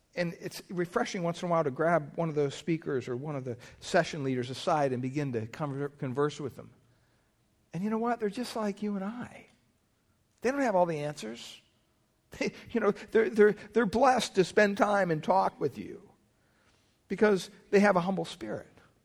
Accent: Pennsylvania, United States; growing up in Pennsylvania

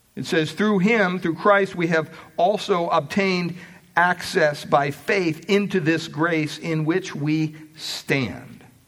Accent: Pennsylvania, United States; Growing up in Pennsylvania, we had quite a bit of property

